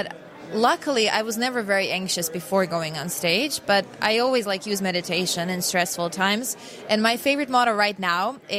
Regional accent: Osijek, Osijek-Baranja County, Croatia; now in Zagreb, Croatia; my hometown Osijek

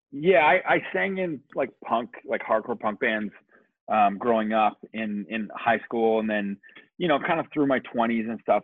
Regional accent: Kitchener, Ontario, Canada; moved away as an adult; also born or lived in New Zealand; now in Toronto, Canada; I grew up in Kitchener, Ontario

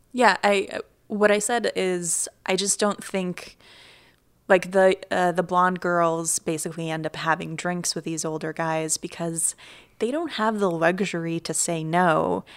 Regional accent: Ukraine; moved away; I grew up in Ukraine

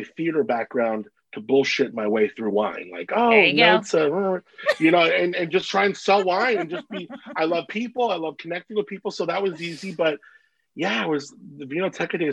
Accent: Agoura Hills, California, United States; moved away as an adult; now in Paso Robles, United States; Agoura Hills is where I grew up

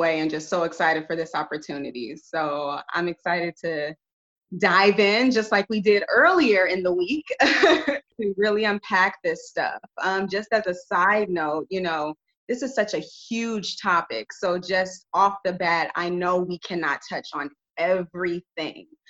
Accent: Carson, California, United States; moved away as an adult; now in Arizona, United States; I'm originally from Los Angeles County, Los Angeles, California, in Carson, California. Whoop, whoop, anybody knows about the South Bay. that is where I was born and raised.

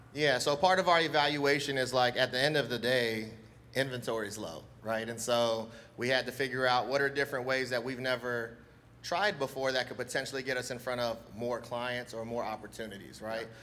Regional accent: Hawaii, United States; now in Virginia Beach, United States; I'm Hawaiian

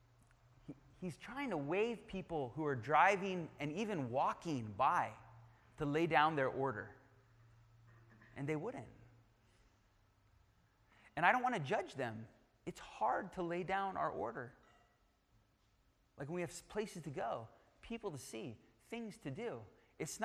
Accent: United Kingdom; I'm British

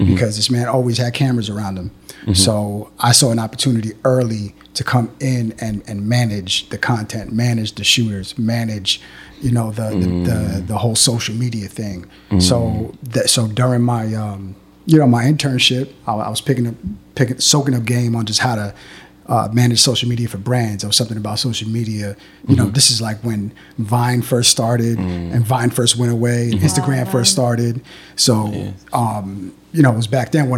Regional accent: Long Island, New York, United States; I'm from Long Island

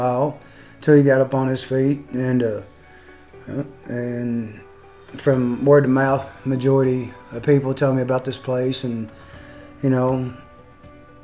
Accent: Louisville, Kentucky, United States; also born or lived in Ohio County, Kentucky; now in Owensboro, United States; I'm from Ohio County, but originally from Louisville, Kentucky

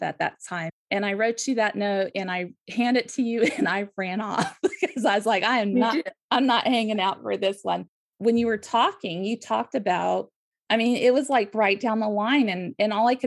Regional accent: California, United States; I grew up in California

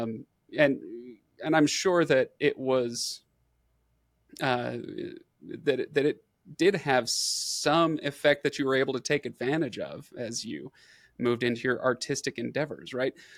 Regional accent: Utah, United States; I'm a white guy from Utah. Grew up, you know, generations long American

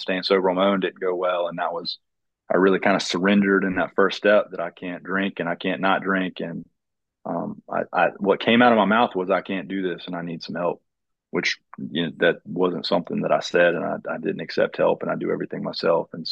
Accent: Fayetteville, United States; also born or lived in Atlanta / Charlotte / Boone; I currently live in Fayetteville. I'm from Fayetteville.

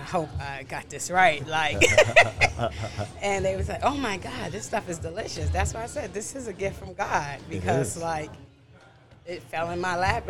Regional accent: New York City, New York, United States; also born or lived in Brooklyn; I'm from Queens. I still live in Queens, but I was born and raised in Brooklyn. I was born in Brooklyn, and then I moved to Queens, and I've been in Queens since I was about 3 years old.

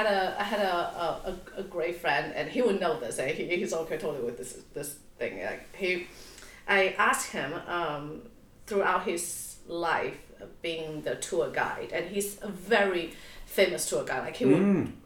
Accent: Taipei, Taiwan; moved away; also born or lived in Auckland / New York; I was born in Taipei.

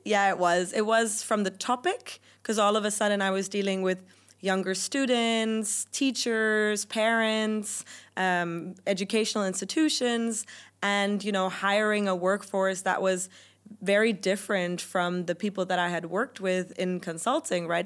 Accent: Germany; first language German; English is a second language; moved away as an adult; also born or lived in United Kingdom; my native language is German

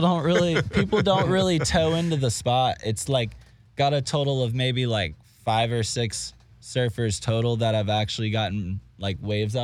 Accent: Florida, United States; I'm from Florida, bro.

